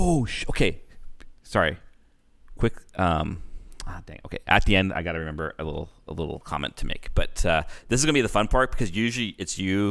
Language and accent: English; Canada; I'm like, because we're Canadian.